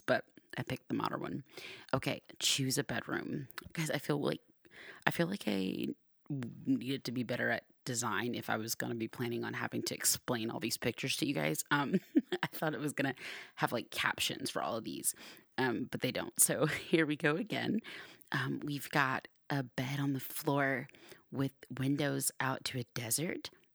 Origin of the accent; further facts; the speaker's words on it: Georgia, United States; now in Arizona, United States; I grew up in Georgia